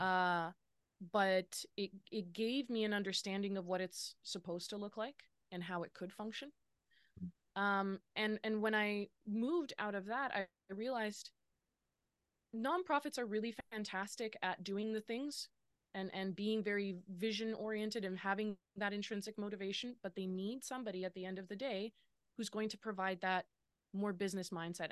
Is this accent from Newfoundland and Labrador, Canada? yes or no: no; Lower Mainland, British Columbia, Canada; now in Kelowna, Canada; I grew up in the Lower Mainland